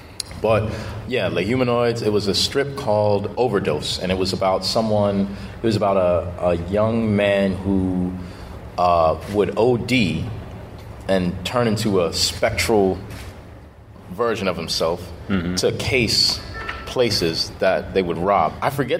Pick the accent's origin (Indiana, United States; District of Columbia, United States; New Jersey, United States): District of Columbia, United States; Washington; moved away as an adult; also born or lived in Maryland / Virginia / Montgomery County, Maryland; now in Brooklyn, New York, United States; From Washington, D.C. I grew up in D.C. and Maryland, and a little bit of Virginia. Now I'm in Brooklyn